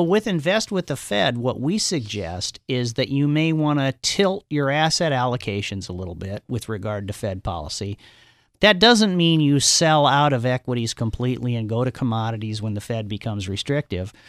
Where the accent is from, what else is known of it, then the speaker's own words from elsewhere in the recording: Omaha, Nebraska, United States; grew up in Omaha, Nebraska